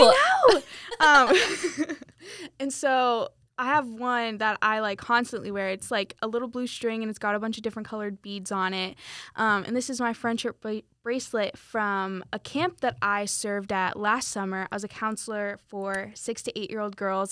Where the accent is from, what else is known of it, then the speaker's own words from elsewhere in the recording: Weston, Florida, United States; moved away as an adult; also born or lived in Polk County, Florida; now in Winter Haven, United States; am originally from Broward County. Um, I'm kind of in the, like, suburbs in between Fort Lauderdale, Miami.